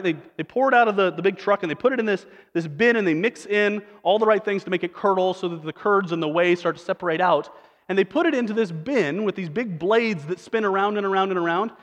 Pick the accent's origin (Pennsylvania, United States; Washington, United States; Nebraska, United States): Nebraska, United States; Western; moved away; I'm from Western Nebraska